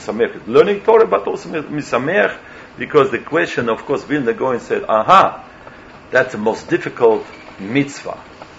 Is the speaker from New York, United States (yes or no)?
yes; New York, United States; English is a second language; So meanwhile, I came from New York, so tell me how it sounds in English. Especially English is not my native language.